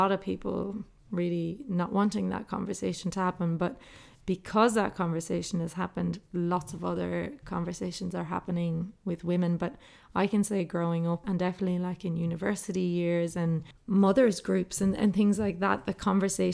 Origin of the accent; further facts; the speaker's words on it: Ireland; moved away as an adult; now in Australia; growing up in Ireland, we were the only family anywhere around us